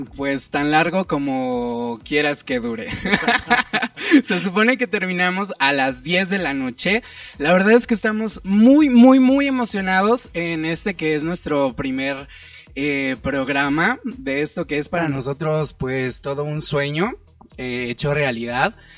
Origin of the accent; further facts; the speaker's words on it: State of Mexico, Mexico; now in Mexico City, Mexico; Yo soy del Estado de México, actualmente vivo en el DF